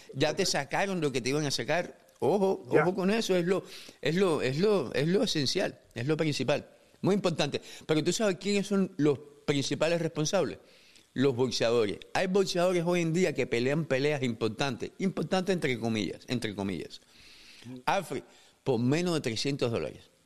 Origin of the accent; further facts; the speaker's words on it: Cuba; moved away; como cubano